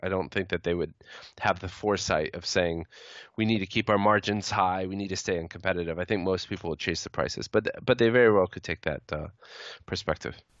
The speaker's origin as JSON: {"language": "English", "country": "United States", "said": "speaking as an American"}